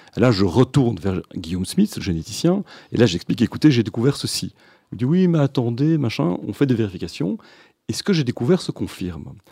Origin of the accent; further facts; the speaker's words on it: Brussels, Brussels-Capital Region, Belgium; also born or lived in Louvain-la-Neuve / Scotland / Italy; je, suis né à Bruxelles, j'ai grandi à Bruxelles, à Scarbeck